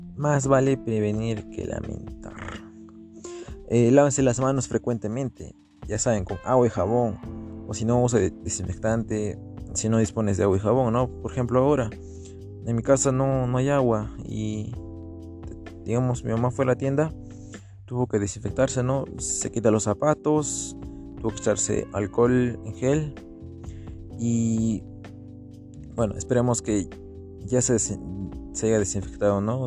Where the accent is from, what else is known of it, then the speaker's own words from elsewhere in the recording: Peru; also born or lived in Arequipa, Peru; acá en Perú y en Arequipa también